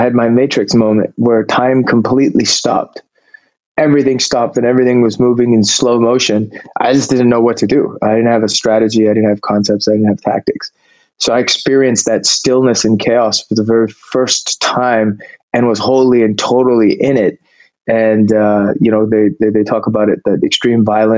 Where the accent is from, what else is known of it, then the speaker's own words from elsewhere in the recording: Canada; moved away as an adult; now in California, United States; I grew up in Canada